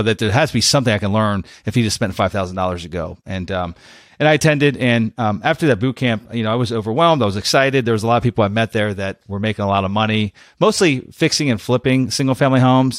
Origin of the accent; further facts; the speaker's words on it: Pennsylvania, United States; now in Florida, United States; i went back to pennsylvania went back to the, my, my hometown